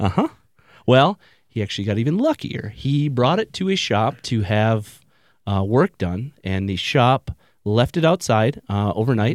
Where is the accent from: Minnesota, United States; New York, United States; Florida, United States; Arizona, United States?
Minnesota, United States; Wisconsin; moved away as an adult; now in Denver, United States; I'm from, I mean, Minnesota, Wisconsin. I'm damn near Canadian